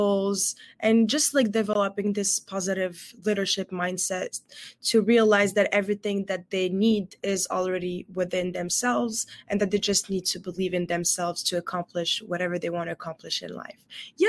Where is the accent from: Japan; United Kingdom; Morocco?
Morocco; English is a second language; I'm originally from Morocco, but I always say that I'm a global citizen, considering I've lived in 6 different countries so far and speak many different languages.